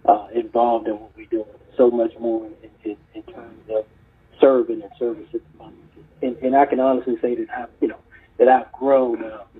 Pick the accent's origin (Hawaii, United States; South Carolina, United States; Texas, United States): South Carolina, United States; Charleston; also born or lived in Harlem, New York, United States; I was born in Harlem, New York, and lived there until I was about 10. Then I moved to Charleston, South Carolina with my family, went to college.